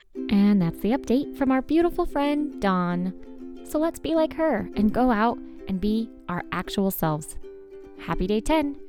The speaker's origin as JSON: {"language": "English", "region": "Arizona", "country": "United States", "said": "I'm from Arizona"}